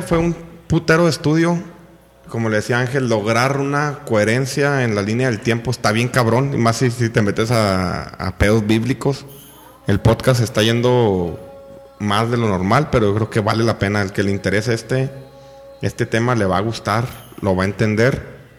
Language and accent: Spanish; Mexico; A nosotros como mexicanos